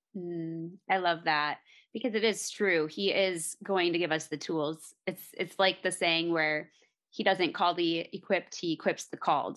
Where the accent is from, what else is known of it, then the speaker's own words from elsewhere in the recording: Minnesota, United States; now in Colorado, United States; we're actually originally from Minnesota. We're in Colorado now